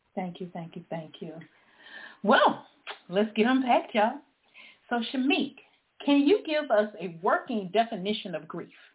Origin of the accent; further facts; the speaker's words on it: Charleston, South Carolina, United States; accent: Low Country; moved away as an adult; I am a native of Charleston, South Carolina. For many of you in South Carolina, you probably heard my accent, so you know I am from the Low Country.